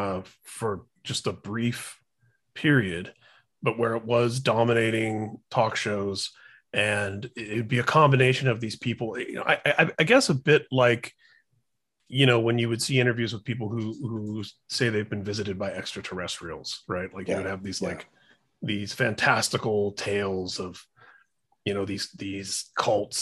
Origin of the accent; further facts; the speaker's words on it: Midwest, United States; growing up in the Midwest